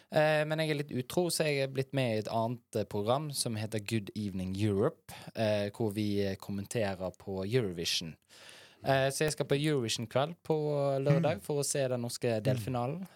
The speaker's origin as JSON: {"language": "Norwegian", "town": "Bergen", "region": "Vestland", "country": "Norway", "said": "Fyllingsdal, der jeg er fra."}